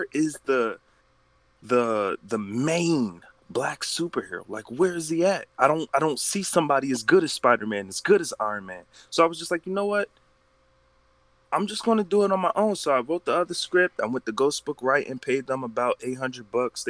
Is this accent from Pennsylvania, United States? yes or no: yes; Philadelphia, Pennsylvania, United States; moved away as an adult; now in Sacramento, United States; I was born in Philadelphia, PA